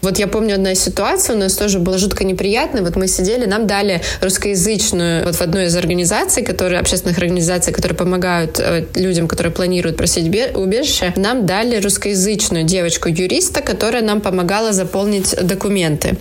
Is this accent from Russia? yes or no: no; Ukraine; moved away as an adult; now in Paris, France; мы уже собирались уезжать из Украины во Францию